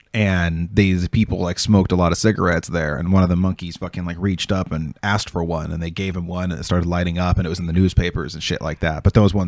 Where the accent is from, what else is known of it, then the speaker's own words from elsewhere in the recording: Oregon, United States; I'm from Oregon.